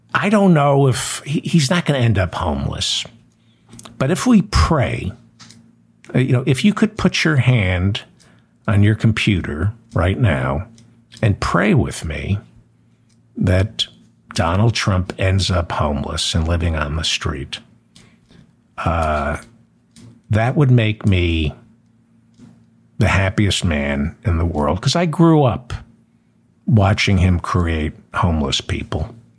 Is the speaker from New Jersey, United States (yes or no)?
yes; New Jersey, United States; I grew up in New Jersey